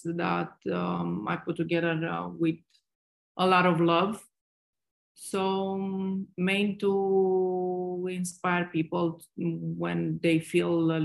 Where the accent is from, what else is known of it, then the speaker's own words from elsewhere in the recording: Romania; moved away as an adult; also born or lived in Dubai; I'm originally from Romania